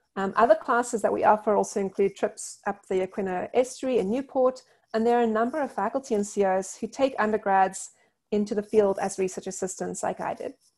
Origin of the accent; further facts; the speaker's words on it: South Africa; Growing up in South Africa